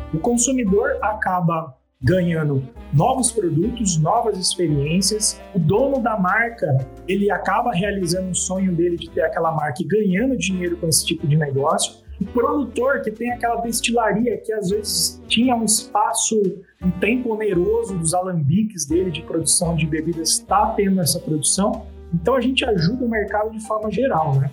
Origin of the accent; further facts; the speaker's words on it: Brazil; A gente, como brasileiro